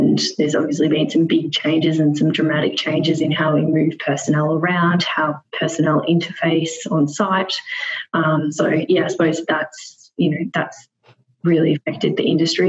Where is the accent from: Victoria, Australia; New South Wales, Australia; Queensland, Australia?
Victoria, Australia; Melbourne; moved away as an adult; also born or lived in Perth; now in Sydney, Australia; So I'm originally from Melbourne, spent most of my time in Melbourne, moved to Perth for 2.5 years, and then I relocated at the start of this year to Sydney.